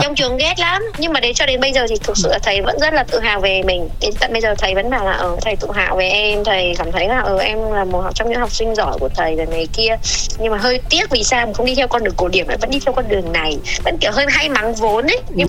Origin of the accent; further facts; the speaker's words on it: Vietnam; mình là người Việt Nam